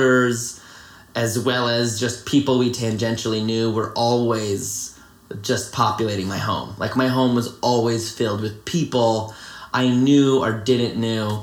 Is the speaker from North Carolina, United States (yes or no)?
yes; Greensboro, North Carolina, United States; I was born in Greensboro, North Carolina. And I lived there my whole life